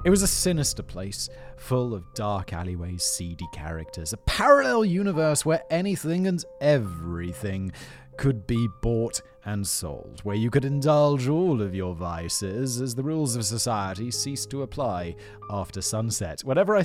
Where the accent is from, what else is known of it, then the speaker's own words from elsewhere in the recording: United Kingdom; I'm British and reserved